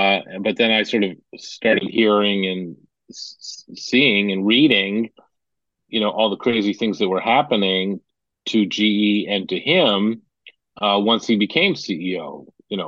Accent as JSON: {"language": "English", "region": "Massachusetts", "country": "United States", "tie": "born or raised there", "said": "I grew up near Salem too, so I'm very familiar with Salem."}